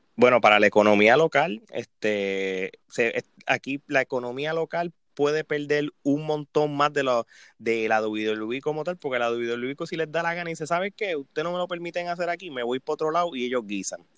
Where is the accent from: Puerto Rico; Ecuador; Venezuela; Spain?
Puerto Rico; nosotros como puertorriqueños